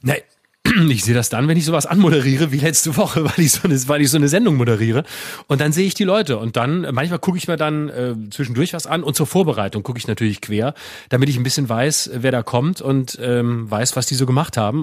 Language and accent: German; Freiburg, Baden-Württemberg, Germany; wir, wir kommen ja beide aus Freiburg